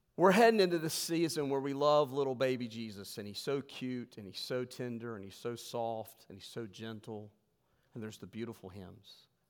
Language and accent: English; West Virginia, United States; we're from West Virginia